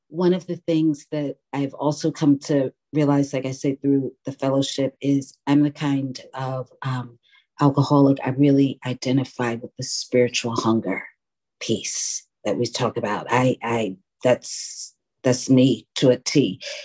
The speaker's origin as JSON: {"language": "English", "town": "New York City", "region": "New York", "country": "United States", "tie": "born or raised there", "moved": "yes", "lives_now": "Oakland, United States", "said": "I was born and raised in New York City."}